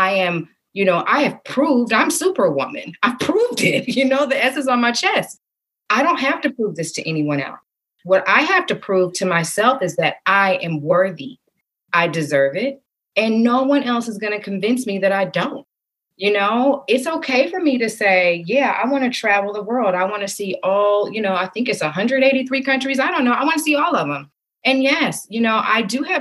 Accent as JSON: {"language": "English", "region": "the South", "country": "United States", "tie": "born or raised there", "said": "growing up in the South"}